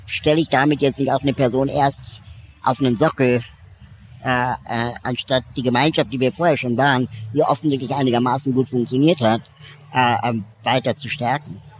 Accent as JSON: {"language": "German", "region": "Berlin", "country": "Germany", "said": "Ich komme auch aus Berlin"}